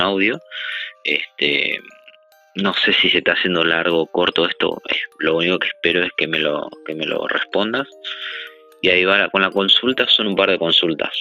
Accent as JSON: {"language": "Spanish", "country": "Argentina", "said": "soy de Argentina"}